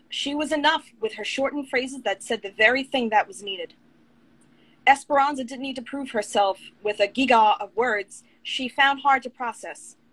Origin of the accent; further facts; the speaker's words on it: Long Island, New York, United States; now in Orlando, United States; my husband and I were originally from Long Island, New York